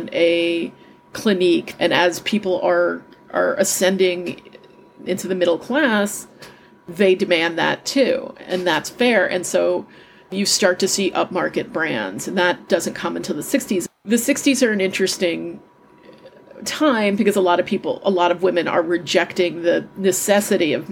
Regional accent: New York City, New York, United States; I grew up in Manhattan

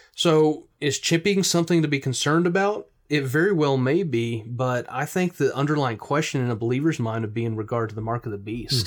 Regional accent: United States

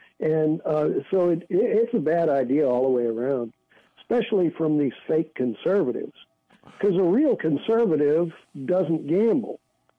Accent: St. Louis, Missouri, United States; now in San Francisco, United States; No, I'm originally from St. Louis.

